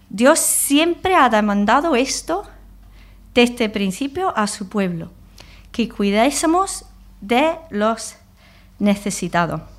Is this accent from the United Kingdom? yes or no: yes; England, United Kingdom; Spanish is a second language; now in Spain; Yo llevo 20 años aquí. Tengo costumbres españoles. Soy inglesa.